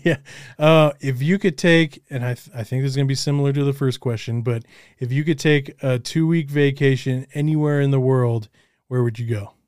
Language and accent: English; Colorado, United States; also born or lived in Los Angeles; I'm from Colorado, and I'm, we're trying to eventually move out of Colorado